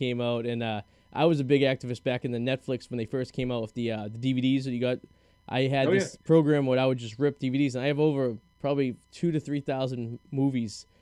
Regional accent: Boston, Massachusetts, United States; We ended up back up in Boston where I'm from

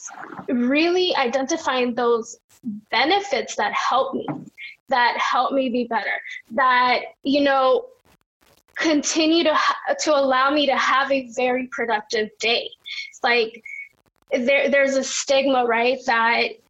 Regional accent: Los Angeles, California, United States; growing up in South Central

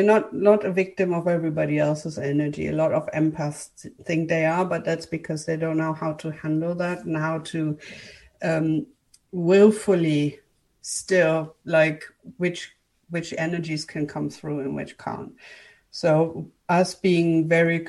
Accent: Germany; English is a second language; moved away as an adult; also born or lived in United Kingdom; I'm from Germany. I am actually a German, but I lived for a decade in the UK, studied there and all

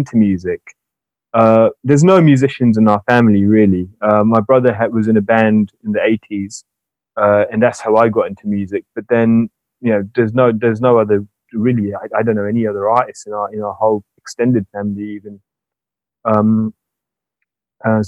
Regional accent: Southampton, South East England, United Kingdom; moved away as an adult; now in London, United Kingdom; I grew up in Southampton on the South Coast

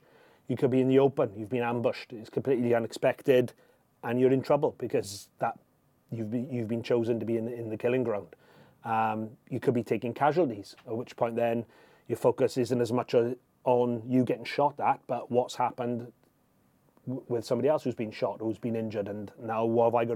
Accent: United Kingdom; I'm British

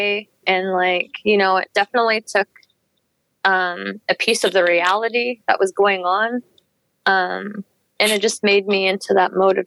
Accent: Canim Lake, British Columbia, Canada; I'm from Canem Lake. We are located in the interior of BC. Our community is called Teeskin.

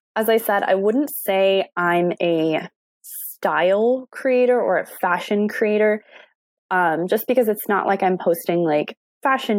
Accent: Indianapolis, Indiana, United States; I'm from Indianapolis, born and raised

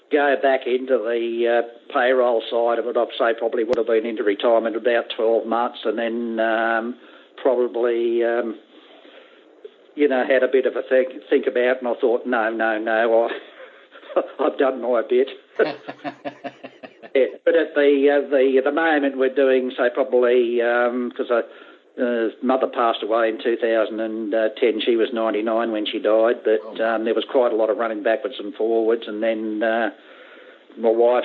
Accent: Sydney, New South Wales, Australia; Yeah, in Sydney.

